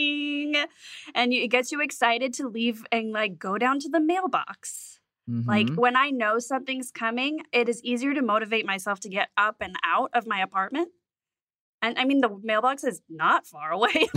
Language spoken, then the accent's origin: English; Las Vegas, Nevada, United States; I'm from Vegas